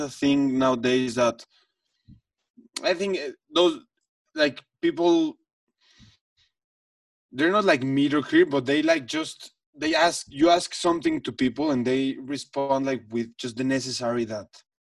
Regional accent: Mexico City, Mexico; I come from the Jewish community in Mexico City, which that's where I grew up.

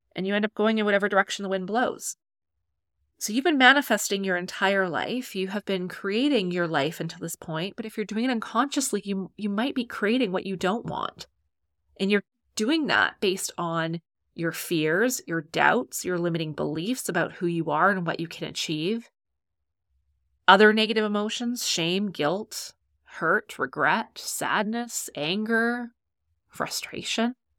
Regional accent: Canada; I'm Canadian

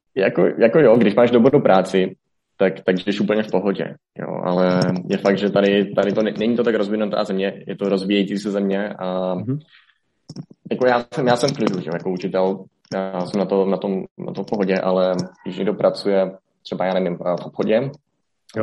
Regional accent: Hradec Králové, Hradec Králové Region, Czechia; moved away as an adult; also born or lived in Olomouc / Greece; now in Colombia; z Hradce Králové, tam jsem se narodil, tam jsem studoval střední školu

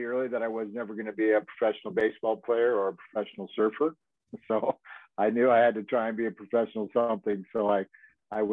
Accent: Manhattan Beach, California, United States; I grew up here in Manhattan Beach, Hermosa Beach, California

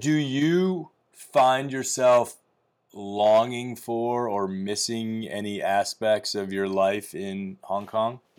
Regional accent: Midwest, United States; I grew up in the Midwest, in the U S

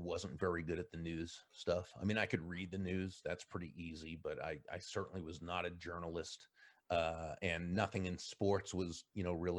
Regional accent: Massachusetts, United States; a, you know, Northeastern Jewish kid going to really the Bible Belt of Oklahoma. Now, of course, growing up in Massachusetts, you know, my friends were all, you know, Catholic and Protestant

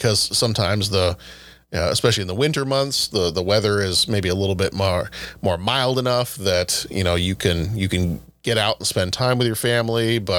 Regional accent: the South, United States; I'm the only one here that's actually from the South.

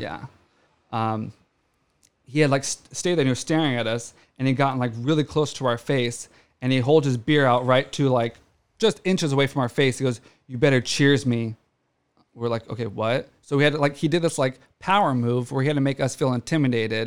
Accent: Orange County, California, United States; growing up in Orange County

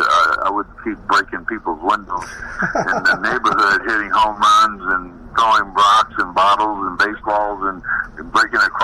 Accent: Los Angeles, California, United States; growing up in Los Angeles

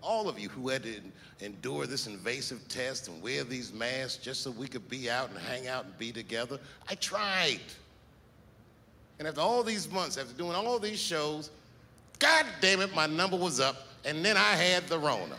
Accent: Washington, District of Columbia, United States; You know, I'm from Washington, D.C. A lot of my friends growing up are Capitol Hill police officers.

